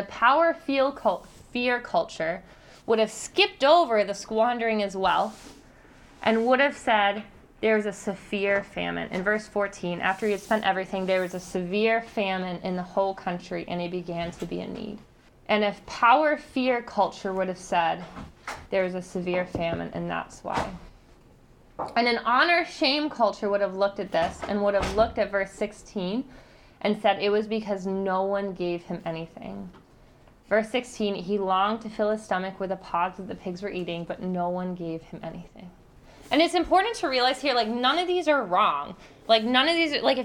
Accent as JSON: {"language": "English", "country": "United States", "said": "we are American"}